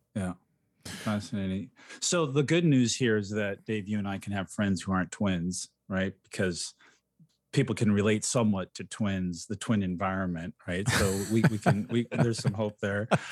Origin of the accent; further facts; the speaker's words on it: Ecuador; moved away; somebody I grew up with in Ecuador